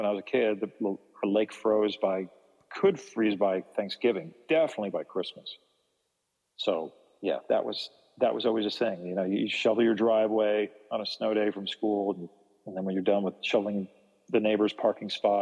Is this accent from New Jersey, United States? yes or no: yes; New Jersey, United States; back when I grew up in New Jersey when I was a kid.